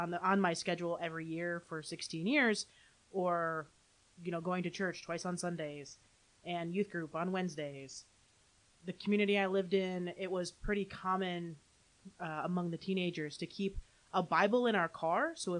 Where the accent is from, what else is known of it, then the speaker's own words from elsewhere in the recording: Holland, Michigan, United States; also born or lived in Grand Rapids, Michigan; now in Saratoga Springs, United States; Grew up in Holland, Michigan